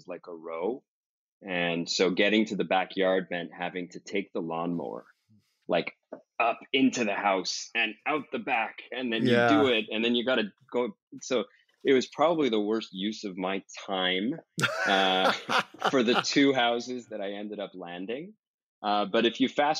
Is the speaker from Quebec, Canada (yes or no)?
yes; Montreal, Quebec, Canada; some of my best memories growing up in Montreal has to be going up north into the mountains